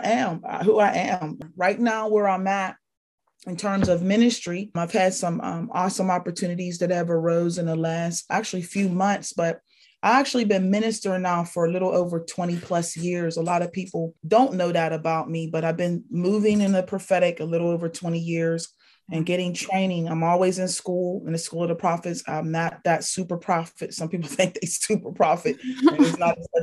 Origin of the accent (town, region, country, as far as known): Pittsburgh, Pennsylvania, United States; born or raised there; also born or lived in Tallahassee, Florida